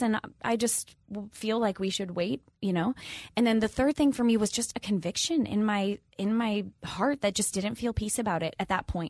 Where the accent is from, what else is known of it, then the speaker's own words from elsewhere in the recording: Minnesota, United States; moved away; I'm from the Midwest, I'm from Minnesota